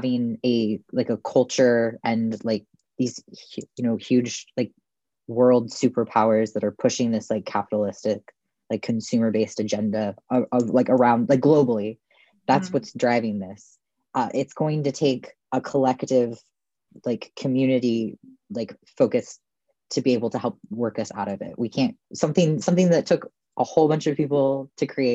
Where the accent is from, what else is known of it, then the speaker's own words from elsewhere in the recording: Oregon, United States; I've lived in Oregon my whole life